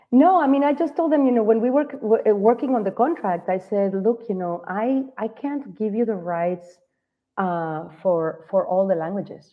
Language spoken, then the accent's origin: English; Guadalajara, Jalisco, Mexico; moved away as an adult; also born or lived in Mazatlan; now in United States; So I live in the States, but I am not from here. I am in Mazatlan right now as I said as you said before, but I am from Guadalajara